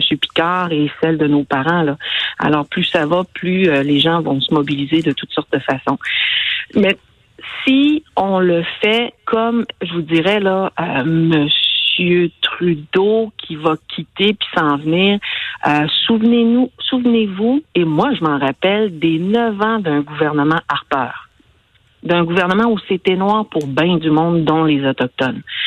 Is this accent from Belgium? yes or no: no; Côte-Nord, Quebec, Canada; je viens d'une belle région de la Côte-Nord. J'en suis fière, je l'aime